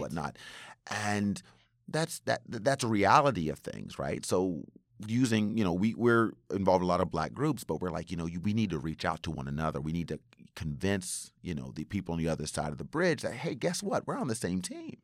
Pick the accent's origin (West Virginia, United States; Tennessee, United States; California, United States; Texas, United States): West Virginia, United States; now in Japan; growing up in West Virginia